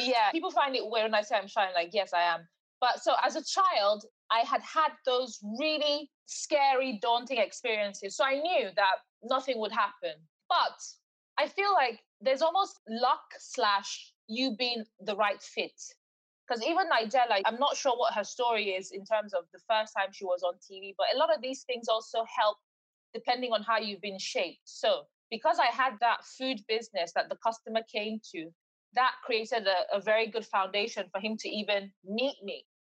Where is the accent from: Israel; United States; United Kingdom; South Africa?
United Kingdom; England; also born or lived in Nigeria / Eastbourne; I was born in England, but I was sort of bred there as well. So my life had always been 50 50. I know Nigeria as much as I know the UK.